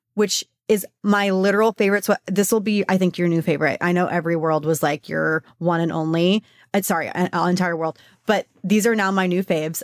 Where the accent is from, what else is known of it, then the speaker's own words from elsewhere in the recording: Texas, United States; I'm from Texas